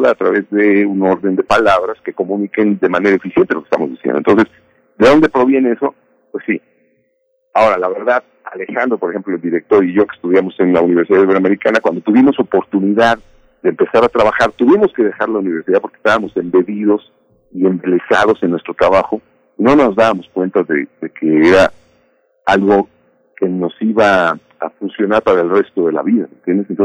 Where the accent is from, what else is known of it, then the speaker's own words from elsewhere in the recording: Mexico; yo me lo aviento solito, no se preocupe, somos mexicanos, sí podemos.